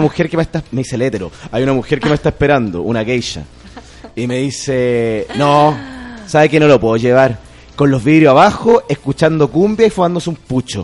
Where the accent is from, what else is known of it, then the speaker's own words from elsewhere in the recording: Chile; yo también soy chileno